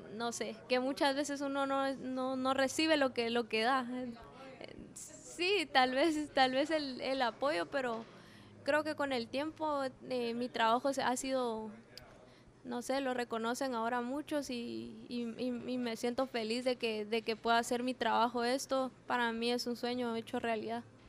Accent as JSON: {"language": "Spanish", "country": "Guatemala", "moved": "as an adult", "lives_now": "Spain", "said": "soy una, una chapina que, que es soñadora"}